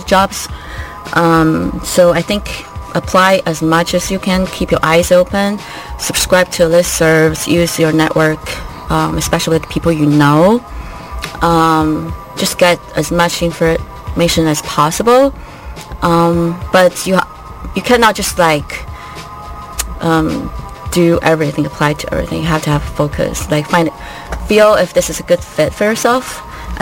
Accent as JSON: {"language": "English", "country": "China", "also_born_or_lived": "Canada", "second_language": "English", "moved": "as an adult", "lives_now": "Colorado, United States", "said": "China is nice, it's my home country"}